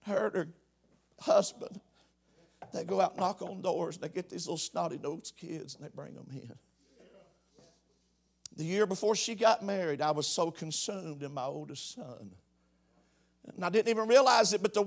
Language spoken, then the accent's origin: English; Knox, United States; I'm from Knox